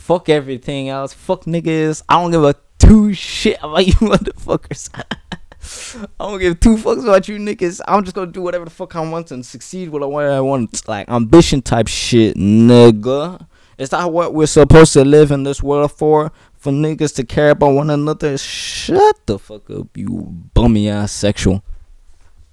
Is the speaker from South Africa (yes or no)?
no; Ireland; I'm Irish